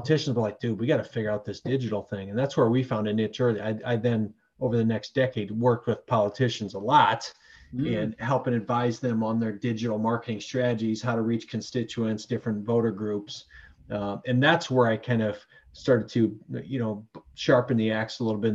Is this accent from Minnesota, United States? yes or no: yes; Worthington, Minnesota, United States; moved away as an adult; now in Sioux Falls, United States; I grew up in Worthington, Minnesota